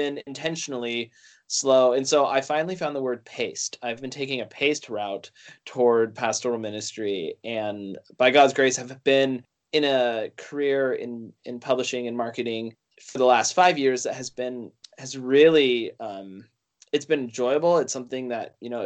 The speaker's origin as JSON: {"language": "English", "region": "Northwest Washington", "country": "United States", "also_born_or_lived": "Chicago", "moved": "as an adult", "said": "I'm from Northwest Washington, very northwest corner, about halfway between Seattle and the Canadian border. If you've ever heard of the Skagit Valley Tulip Festival, that's the thing my town is known for, and that's where I'm from"}